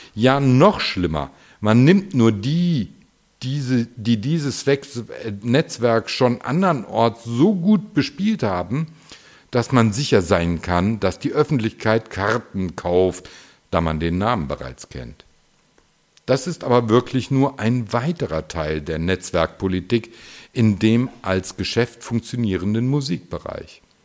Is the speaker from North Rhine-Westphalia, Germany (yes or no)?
yes; Düsseldorf, North Rhine-Westphalia, Germany; in meiner Heimatstadt Düsseldorf